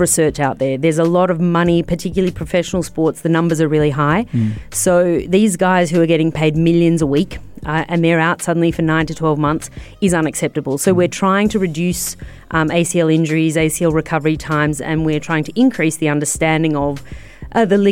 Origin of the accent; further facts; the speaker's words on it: Australia; I know a lot about Aussie rules because I'm Australian and that's the sport I follow